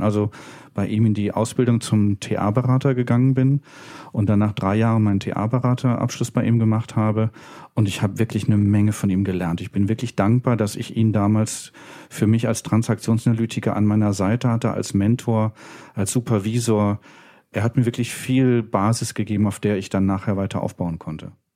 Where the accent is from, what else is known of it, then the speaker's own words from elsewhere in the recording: Berlin, Germany; bin dann in Köln fündig geworden für mich als Berliner.